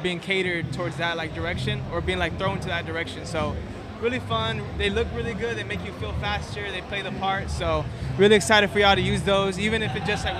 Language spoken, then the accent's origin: English; Houston, Texas, United States; I'm from Houston